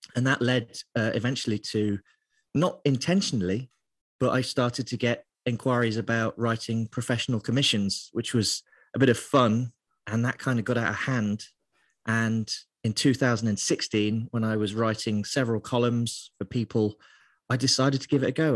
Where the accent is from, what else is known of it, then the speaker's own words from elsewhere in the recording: Lincoln, East Midlands, United Kingdom; moved away as an adult; also born or lived in Middlesbrough / London; now in Glasgow, United Kingdom; So I grew up in a part of England called Lincolnshire, um, so it's the east side of England, and I lived there till I was about nineteen